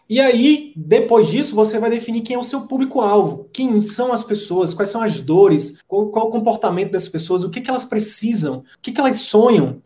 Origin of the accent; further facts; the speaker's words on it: interior of Piauí, Brazil; moved away; eu vim do interior do interior do Piauí.